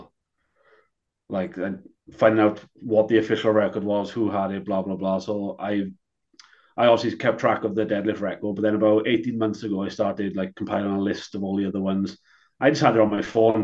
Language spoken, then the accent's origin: English; Wales, United Kingdom; I'm from Wales.